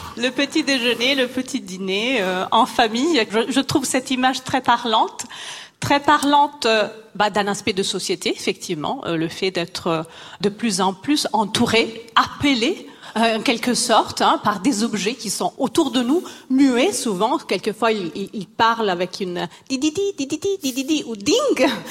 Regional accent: Italy; moved away; Je suis italienne

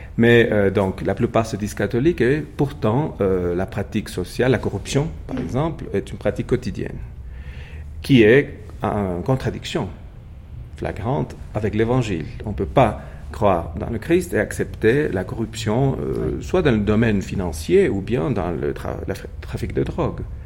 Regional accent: Puebla, Mexico; now in Mexico City, Mexico; je suis né à Puebla, dans le sud du pays, pas très loin de Mexico City, à 120 km

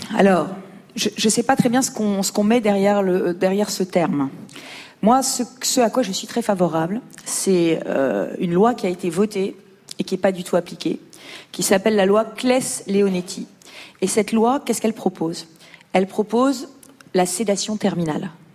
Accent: Lyon, Auvergne-Rhône-Alpes, France; je viens de Lyon

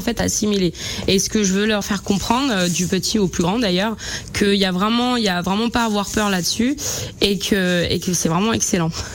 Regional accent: Madagascar; now in France; chez nous, à Madagascar

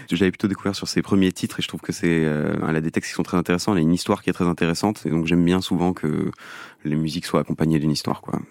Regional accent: Belgium; now in Paris, France; je viens de Belgique, donc je suis retourné en Belgique pendant

